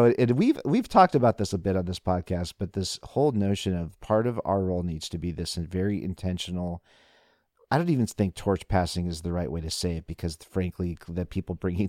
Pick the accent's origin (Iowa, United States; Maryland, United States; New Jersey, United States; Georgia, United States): Iowa, United States; Des Moines; growing up in Des Moines, Iowa.